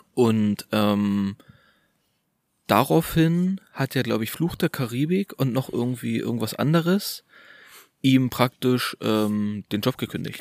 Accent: Germany; moved away; in der alten Heimat und wir kommen ja aus Orten nahe der polnischen Grenze

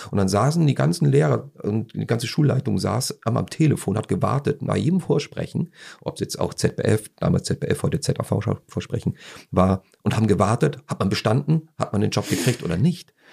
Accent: Austria; Einfach ich als, als Österreicher kann nur eins sagen

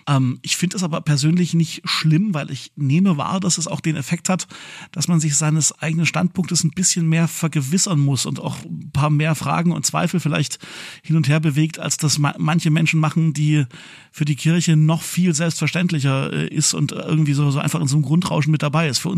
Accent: Leipzig, Saxony, Germany; nachdem der 100. hier in meiner Heimatstadt Leipzig äh, ja gewesen ist.

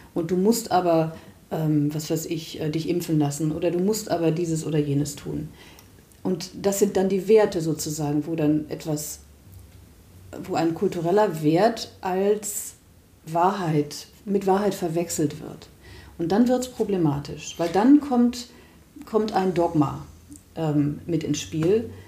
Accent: Germany; wir als Deutsche

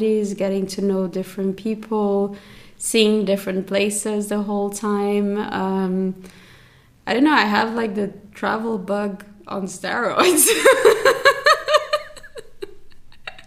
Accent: Brazil; moved away as an adult; also born or lived in Zurich, Switzerland; I grew up in Brazil and I've been in Switzerland for 12 years now

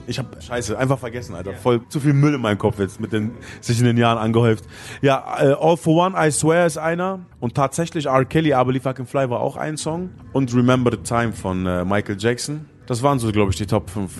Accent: Gifhorn, Lower Saxony, Germany; in der Plattenkiste gearbeitet in Gifhorn, wo ich groß geworden bin

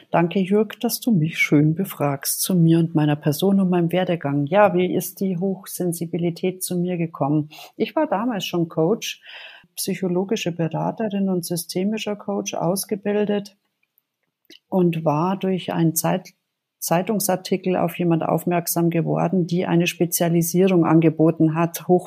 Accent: Munich, Bavaria, Germany; Ich bin in München aufgewachsen

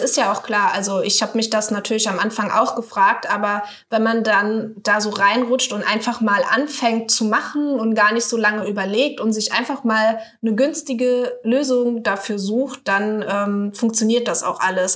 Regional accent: Saarland, Germany; moved away; Ich komme ja aus dem Saarland ursprünglich mal.

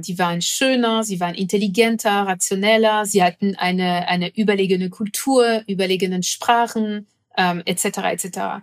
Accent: France; moved away; ich komme aus Frankreich

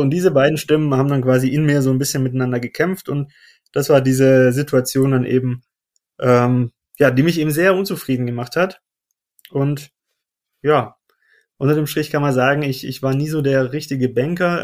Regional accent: Stuttgart, Baden-Württemberg, Germany; moved away as an adult; Ich bin ursprünglich aus Stuttgart, das heißt geborener Stuttgarter und Schwabe

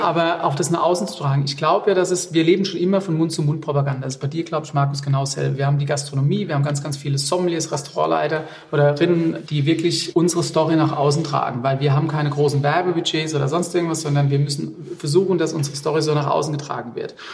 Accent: Rheinhessen, Rhineland-Palatinate, Germany

